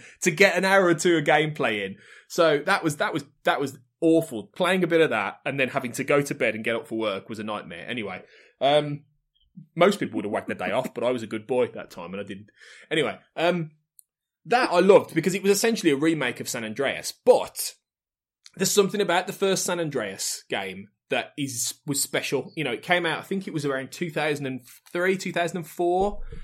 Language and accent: English; the Midlands, England, United Kingdom; I'm from the Midlands